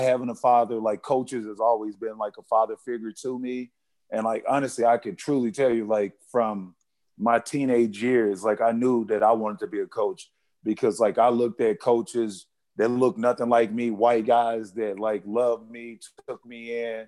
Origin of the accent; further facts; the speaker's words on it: Arkansas, United States; I'm from Arkansas, like I'm an 80s baby